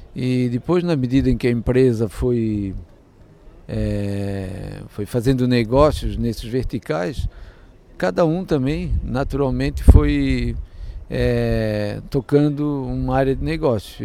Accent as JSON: {"language": "Portuguese", "region": "Santa Catarina", "country": "Brazil", "said": "eu sou aqui de Santa Catarina"}